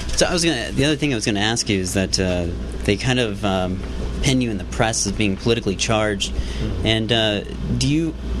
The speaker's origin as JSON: {"language": "English", "area": "outside of Chicago", "region": "Illinois", "country": "United States", "tie": "born or raised there", "also_born_or_lived": "Boston", "moved": "yes", "said": "the three of us grew up outside of Chicago"}